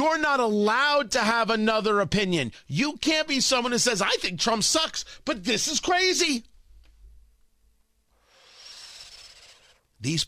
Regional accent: United States; I am an American.

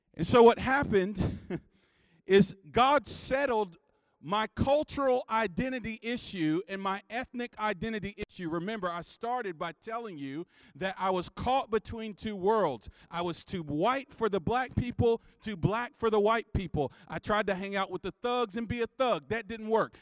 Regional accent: North Carolina, United States; I grew up in the Missionary Baptist Church in North Carolina

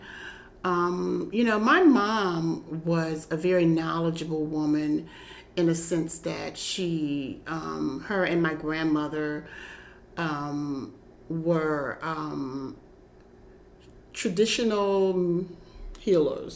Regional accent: South Florida, United States; I grew up in South Florida, mm-hmm. and my mother was Caribbean. We were Caribbean descendants

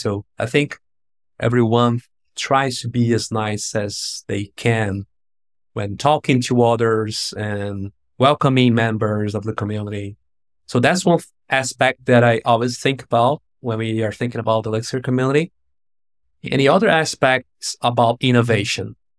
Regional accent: Brazil; I'm from Brazil

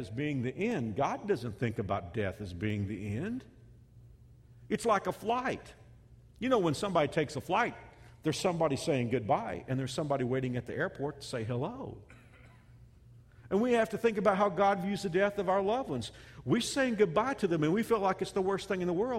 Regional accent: Texas, United States; a kid growing up in Texas

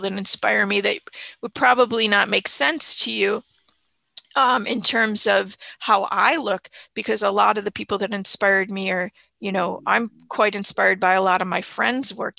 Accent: Chicago, Illinois, United States; also born or lived in Miami; I moved from Miami to Chicago when I was six

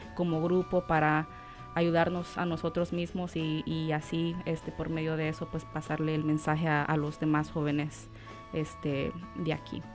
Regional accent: El Salvador; moved away; yo soy del Salvador

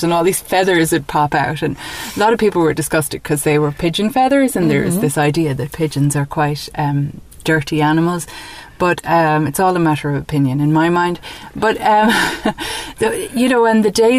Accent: Dublin, Leinster, Ireland; moved away as an adult; also born or lived in New York, United States; now in County Mayo, Ireland; So, yes, so I grew up in Ireland. I grew up in Dublin and went to college in Dublin.

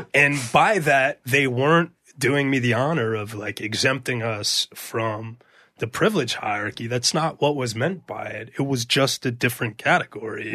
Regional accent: New York City, New York, United States; I went to, um, junior high school at, called I S two forty-six

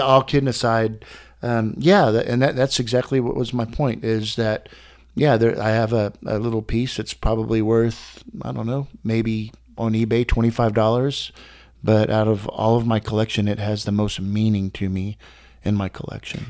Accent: Texas, United States; I'm from Texas

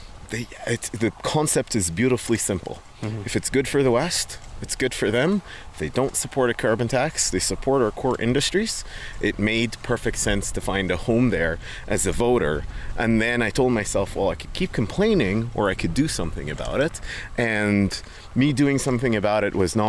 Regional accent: Dubai, United Arab Emirates; moved away as an adult; now in Airdrie, Canada; I was born and raised in Dubai

